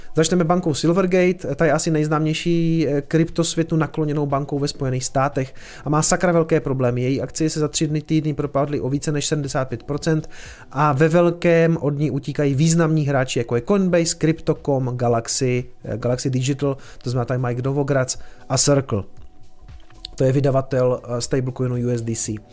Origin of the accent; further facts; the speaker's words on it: Prostějov, Olomouc Region, Czechia; jsem hloupý omezenec z Prostějova